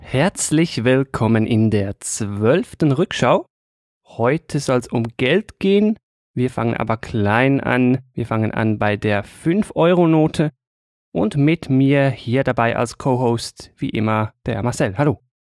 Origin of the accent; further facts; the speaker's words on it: Switzerland; an mir als Schweizer